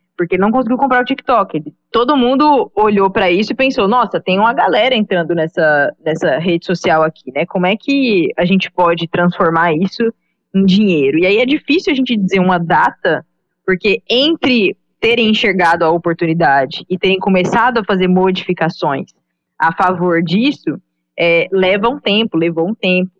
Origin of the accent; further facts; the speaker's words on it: Goiânia, Goiás, Brazil; moved away as an adult; now in Recife, Brazil; eu sou natural de Goiânia